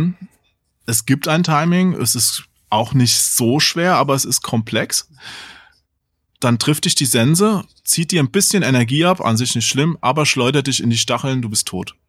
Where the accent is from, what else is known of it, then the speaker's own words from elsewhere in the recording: Germany; Als Deutscher neigt man ja immer zu harten Betonungen